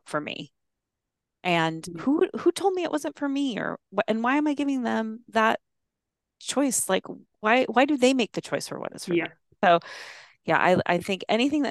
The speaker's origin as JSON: {"language": "English", "country": "United States", "said": "being an American"}